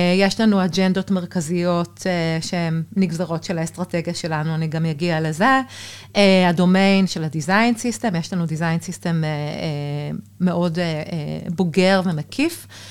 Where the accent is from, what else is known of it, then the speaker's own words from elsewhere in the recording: Israel; also born or lived in Berlin, Germany; החורפים הקרים והמרחק מהמשפחה היו לי באמת קשים, אה, ולגמרי התחלתי אה, לפנטז על לחזור לארץ